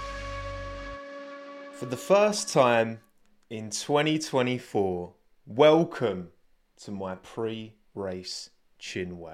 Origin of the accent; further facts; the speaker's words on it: United Kingdom; I am British